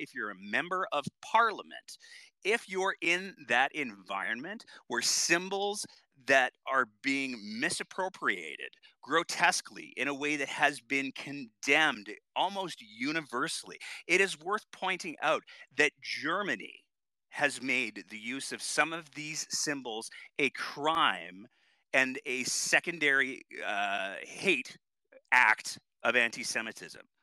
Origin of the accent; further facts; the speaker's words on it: Canada; as a Canadian